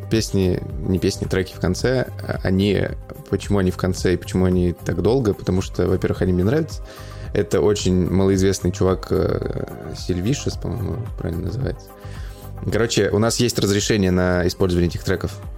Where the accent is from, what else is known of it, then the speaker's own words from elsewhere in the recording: Voronezh, Voronezh Oblast, Russia; Я из Воронежа, брат.